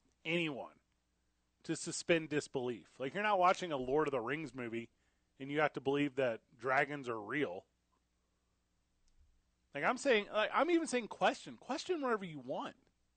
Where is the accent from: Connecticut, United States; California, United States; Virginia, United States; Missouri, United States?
Missouri, United States; St. Louis; moved away; also born or lived in Illinois; I'm from St. Louis, Missouri.